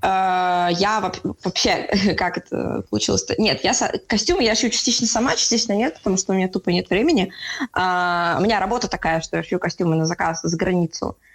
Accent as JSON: {"language": "Russian", "region": "Saint Petersburg", "country": "Russia", "said": "Я сама из Питера, мои все друзья из Питера"}